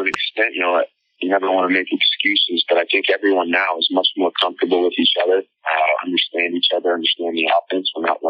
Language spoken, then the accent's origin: English; Colorado, United States; And just growing up in Colorado near the Air Force Base, I had a lot of friends who had military fathers and military mothers.